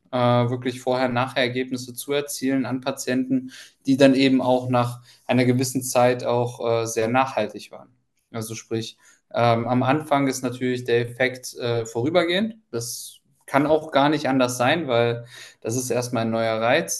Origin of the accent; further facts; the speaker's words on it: Ukraine; moved away; ich komme ja ursprünglich aus der Ukraine